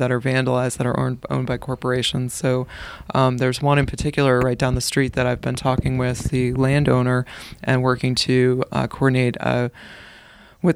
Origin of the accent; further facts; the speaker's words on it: Manchester, New Hampshire, United States; also born or lived in Keene, New Hampshire; So I was born in Manchester. I grew up in a suburb. I went to school in Manchester, and once I left college, I moved to Keene